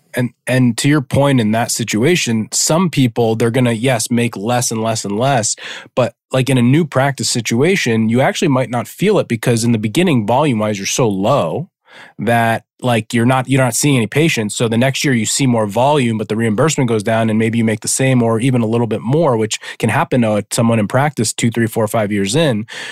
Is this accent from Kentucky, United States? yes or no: no; New Jersey, United States; I'm from New Jersey